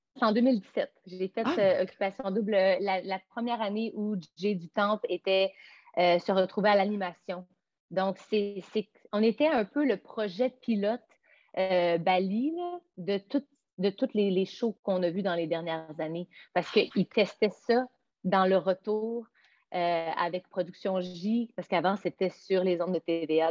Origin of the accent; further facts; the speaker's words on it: Montreal, Quebec, Canada; also born or lived in Los Angeles; je ne suis pas revenue chez nous à Montréal